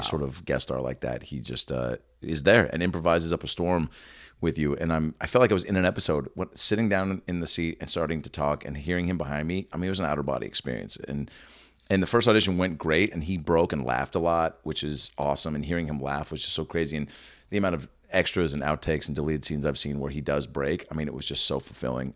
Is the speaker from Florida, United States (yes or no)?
no; Seattle, Washington, United States; I'm actually, I'm from Seattle.